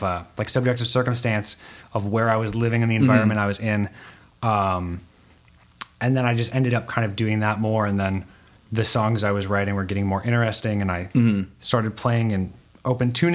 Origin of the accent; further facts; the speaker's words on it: Red Wing, Minnesota, United States; the small town I grew up in Red Wing, Minnesota